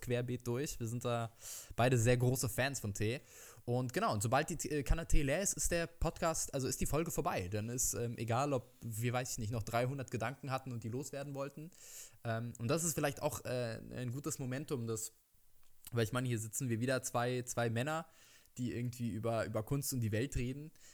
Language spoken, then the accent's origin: German; Berlin, Germany; ich komme aus Berlin und das ist meine Stadt